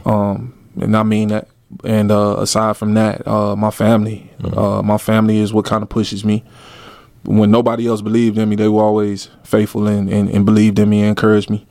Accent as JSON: {"language": "English", "town": "Miami", "region": "Florida", "country": "United States", "also_born_or_lived": "Atlanta, Georgia", "moved": "as an adult", "lives_now": "Darwin, Australia", "said": "I'm from Miami, Florida. I was born in Atlanta, Georgia"}